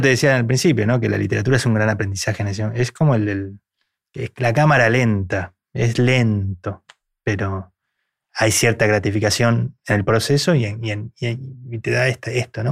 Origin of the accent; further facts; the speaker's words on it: Argentina; a mí me seleccionaron como representante argentino